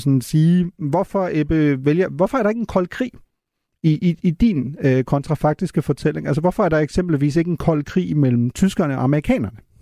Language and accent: Danish; Germany; som tysker